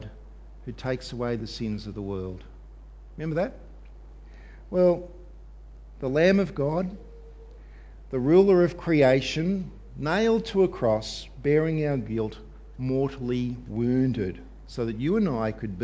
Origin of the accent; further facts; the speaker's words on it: Australia; us as Australian Christians